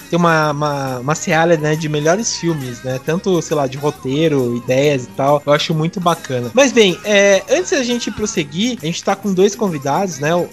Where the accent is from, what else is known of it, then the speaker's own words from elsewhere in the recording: Mogi Guaçu, São Paulo, Brazil; Sou de Mogi Guaçu.